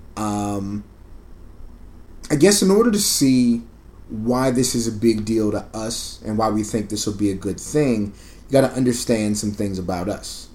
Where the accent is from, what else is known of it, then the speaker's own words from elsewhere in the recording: San Antonio, Texas, United States; also born or lived in Camp Springs, Maryland; now in Austin, United States; I'm was born in Camp Springs, Maryland. I grew up in San Antonio, Texas, and I currently reside in Austin, Texas.